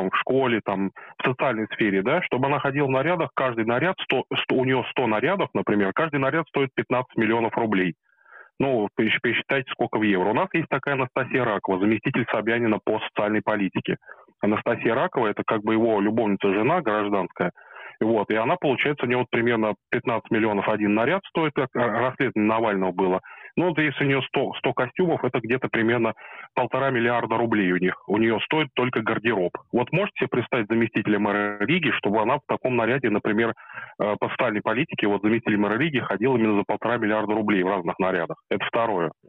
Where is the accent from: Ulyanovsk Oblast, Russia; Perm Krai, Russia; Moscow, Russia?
Moscow, Russia; ну, я, я из Москвы